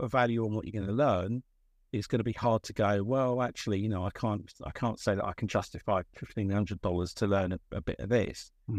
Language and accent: English; England, United Kingdom; Yeah, I'm from England.